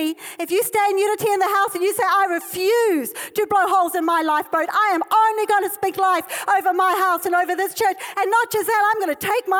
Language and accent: English; South Africa; this is my heritage, I'm South African